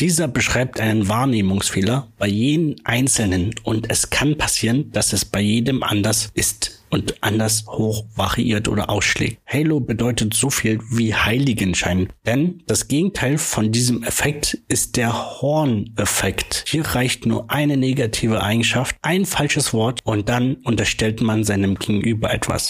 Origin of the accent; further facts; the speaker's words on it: Brandenburg, Germany; moved away; also born or lived in Munich / Leipzig; Ich bin ja ein gebürtiger Brandenburger, habe zwischenzeitlich mal in München gewohnt, zwischenzeitlich in Leipzig